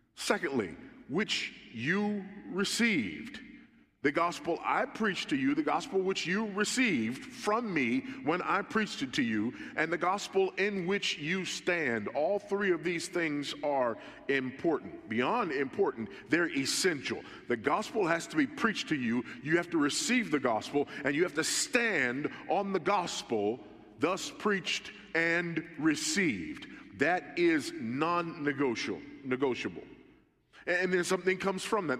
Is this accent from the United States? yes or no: yes; California, United States; now in Texas, United States; I'm a Californian by birth, but a Texan by the grace of God